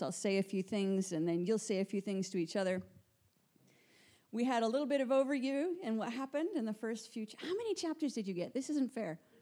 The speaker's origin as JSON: {"language": "English", "country": "Canada", "moved": "as an adult", "lives_now": "Guildford, United Kingdom", "said": "I am from Canada. Moved recently to the UK about seven months ago"}